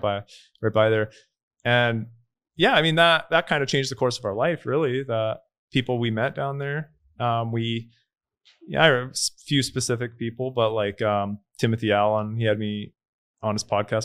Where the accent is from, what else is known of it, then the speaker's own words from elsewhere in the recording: Canada; moved away as an adult; now in El Salvador; growing up in Canada